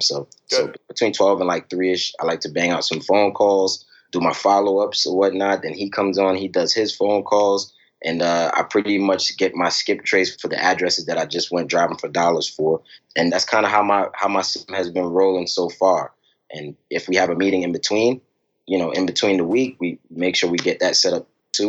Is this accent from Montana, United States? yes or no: no; New York City, New York, United States; now in Richmond, United States; I'm originally from Brooklyn, New York, you know, and uh, growing up, you know, my family was was always around